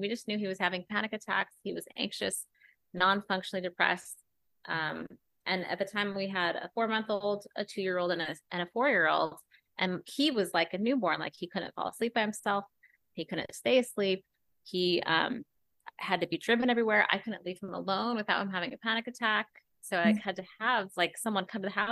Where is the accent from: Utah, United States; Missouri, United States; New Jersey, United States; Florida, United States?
Utah, United States; moved away; I grew up in Utah